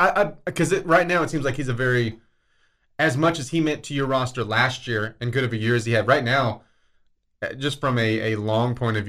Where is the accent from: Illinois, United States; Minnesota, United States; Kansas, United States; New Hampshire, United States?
Kansas, United States; now in Lubbock, United States; I'm from Kansas.